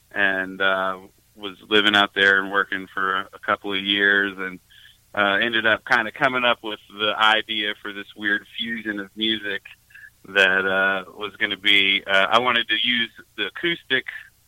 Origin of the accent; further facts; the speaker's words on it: Tennessee, United States; born there; I was born in Tennessee